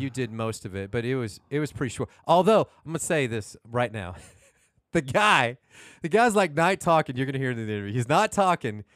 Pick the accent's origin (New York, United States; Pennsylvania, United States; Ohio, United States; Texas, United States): Texas, United States; Houston; I'm actually from Houston